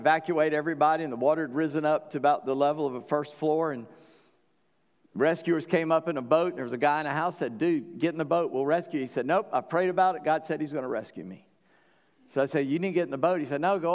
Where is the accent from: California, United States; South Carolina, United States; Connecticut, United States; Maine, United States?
South Carolina, United States; North Charleston; When people ask me where I'm from, I say Charleston. Technically, I'm from North Charleston